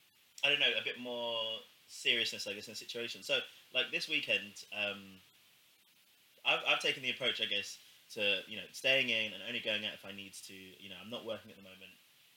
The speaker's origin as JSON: {"language": "English", "region": "London", "country": "United Kingdom", "said": "I'm from London, right?"}